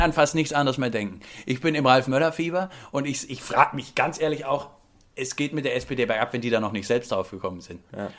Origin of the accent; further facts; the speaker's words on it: Bavaria, Germany; wir kommen beide aus Bayern